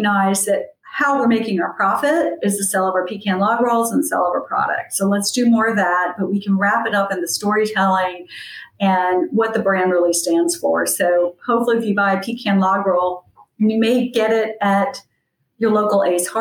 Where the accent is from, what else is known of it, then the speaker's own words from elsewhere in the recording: the South, United States; I come from a long line of storytellers. I think it's a Southern tradition.